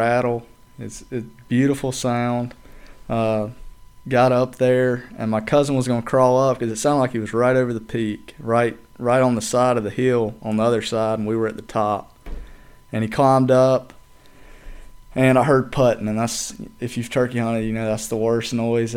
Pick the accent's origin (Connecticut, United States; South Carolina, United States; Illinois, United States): South Carolina, United States; Edgemoor; I'm from Chester County. I'm from Edgemore, actually, but Chester County, nobody knows where Edgemore is